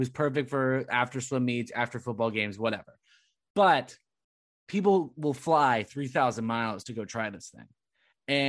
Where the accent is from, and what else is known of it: Southern California, United States; born or raised there